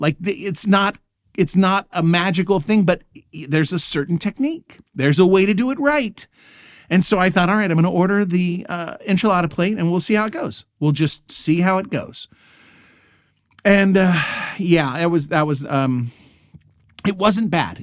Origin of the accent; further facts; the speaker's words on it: Texas, United States; moved away as an adult; now in Germany; this Texas boy.